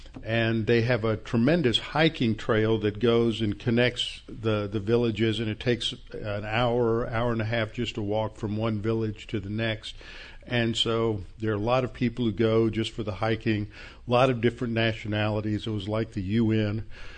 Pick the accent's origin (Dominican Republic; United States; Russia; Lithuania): United States; Texas; we were from Texas.